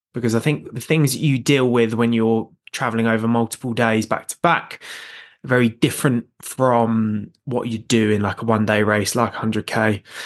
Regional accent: North Downs, South East England, United Kingdom; I grew up running on the North Downs

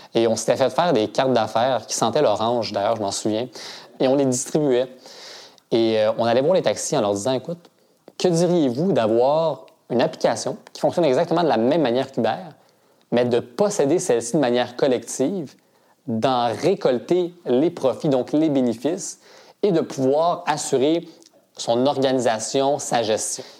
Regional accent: Canada; also born or lived in Switzerland; je suis arrivé au Canada quand j'avais deux ans et puis, euh, j'ai grandi à Grimby.

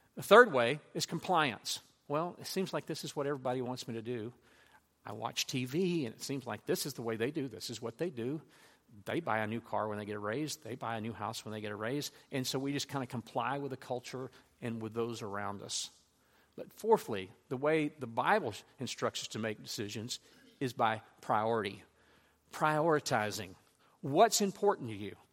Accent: Louisiana, United States; I grew up in Louisiana

